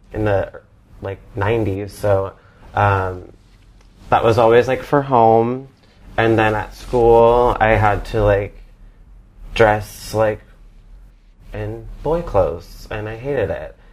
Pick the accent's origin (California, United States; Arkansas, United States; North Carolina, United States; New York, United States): North Carolina, United States; Charlotte; I'm from Charlotte, North Carolina